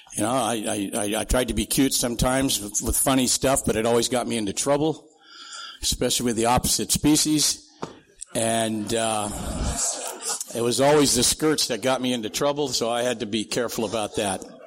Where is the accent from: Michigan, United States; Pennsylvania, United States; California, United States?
California, United States; Santee; also born or lived in Sioux City, Iowa / Minnesota; I grew up out in East County